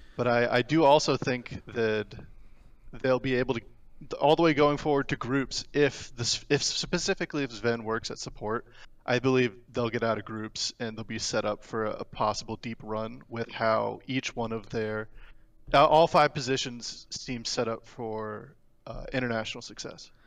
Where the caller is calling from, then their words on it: Gulfport, Mississippi, United States; I'm calling from Gulfport, Mississippi.